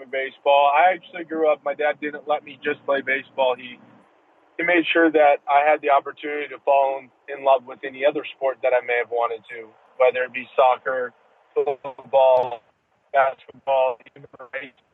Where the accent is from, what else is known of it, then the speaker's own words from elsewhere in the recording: California, United States; growing up in California